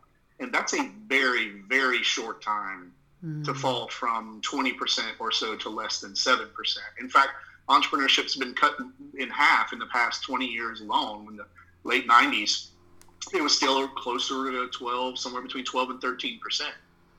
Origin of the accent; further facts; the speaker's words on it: the South, United States; accent: Southern; which I found surprising given my Southern accent